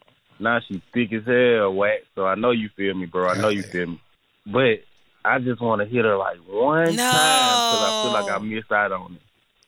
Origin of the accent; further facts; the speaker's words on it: Alabama, United States; First off … I'm from Alabama.